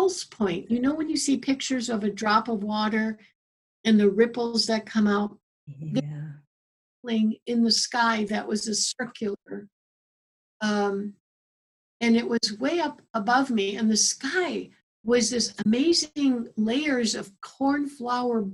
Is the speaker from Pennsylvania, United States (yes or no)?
no; Chicago, Illinois, United States; also born or lived in Morocco / New Mexico; now in Tucson, United States; I grew up in Chicago. I lived in Morocco for a couple of years. I lived in New Mexico. I lived in Tucson now here